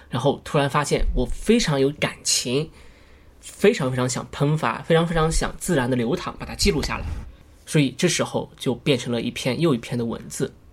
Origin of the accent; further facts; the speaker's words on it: China; also born or lived in western United States; 我是中国人